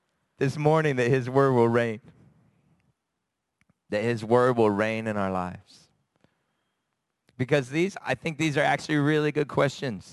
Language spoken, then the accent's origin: English; United States; moved away; I'm from America